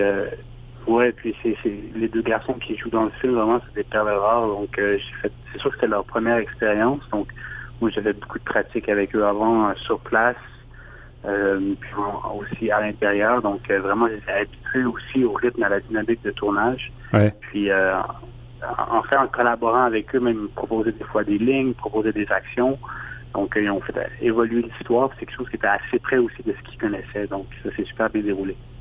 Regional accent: Montreal, Quebec, Canada; je suis réalisateur et euh, je viens de Montréal

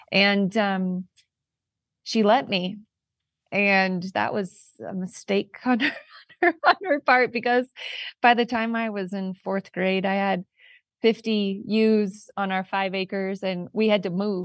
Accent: California, United States; I'm a woman from California

